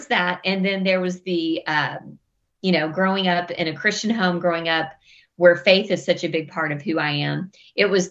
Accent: West Texas, United States; I grew up in West Texas, kind of grew up in the Bible Belt in West Texas

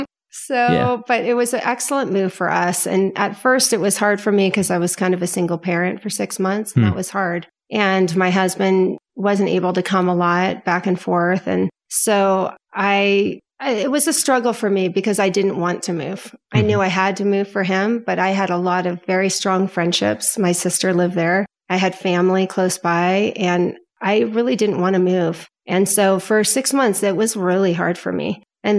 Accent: Potomac, Maryland, United States; now in California, United States; No, I am from Potomac, Maryland, born and raised.

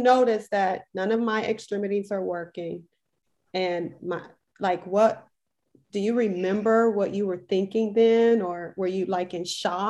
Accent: Milwaukee, Wisconsin, United States; moved away as an adult; now in Houston, United States; we're both from Milwaukee, Wisconsin, both living here in Houston, Texas.

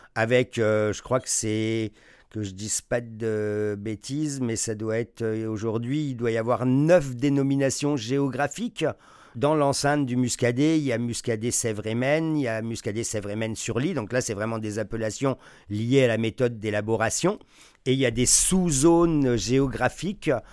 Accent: France; moved away as an adult; now in Quebec, Canada; je suis originaire de France. Quand je suis arrivé au Québec il y a 27 ans

